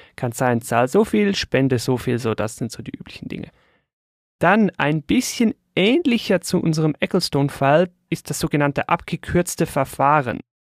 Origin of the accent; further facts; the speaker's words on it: Switzerland; bei uns in der Schweiz